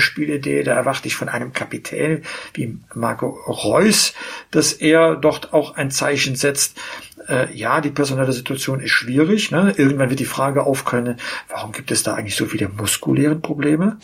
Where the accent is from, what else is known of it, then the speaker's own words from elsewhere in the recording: Aachen, North Rhine-Westphalia, Germany; als Aachener